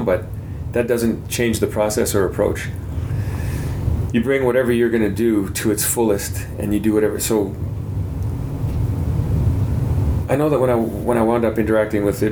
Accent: Canada

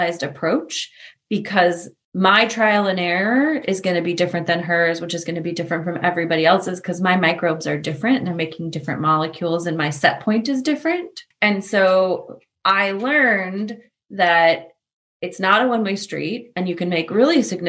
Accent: Portland, United States; I grew up in Portland

